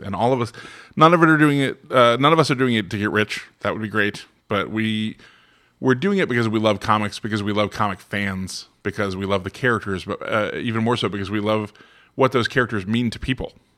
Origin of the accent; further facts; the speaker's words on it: Florida, United States; moved away as an adult; now in Westchester County, New York, United States; I'm from Florida